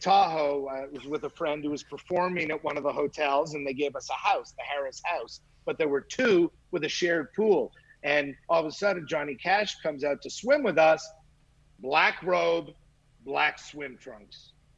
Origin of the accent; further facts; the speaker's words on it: Montreal, Quebec, Canada; I grew up in Montreal, so I grew up with uh, what was called Grand Prix Wrestling